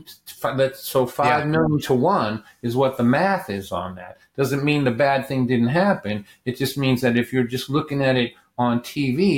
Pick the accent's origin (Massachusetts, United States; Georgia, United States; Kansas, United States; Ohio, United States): Massachusetts, United States; Lynn; growing up in Lynn